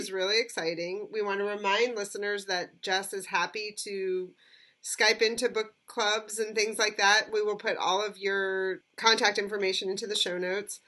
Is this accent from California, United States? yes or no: no; Southern Ohio, United States; born or raised there; moved away